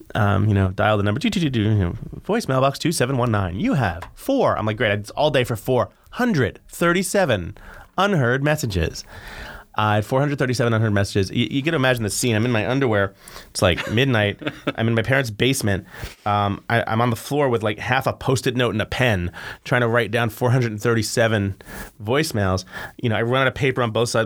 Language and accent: English; New York City, New York, United States; moved away as an adult; also born or lived in Boston; I grew up in New York